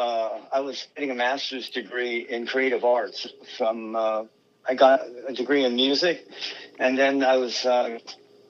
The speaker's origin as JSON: {"language": "English", "town": "San Jose", "region": "California", "country": "United States", "said": "I'm from San Jose"}